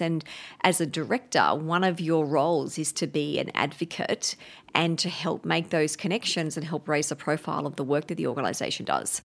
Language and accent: English; Brisbane, Queensland, Australia; I grew up up in Brisbane